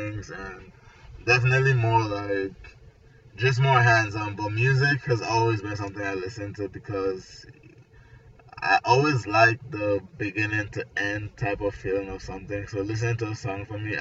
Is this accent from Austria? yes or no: no; Nigeria; also born or lived in Atlanta; now in Florida, United States; originally I'm from Nigeria. I moved here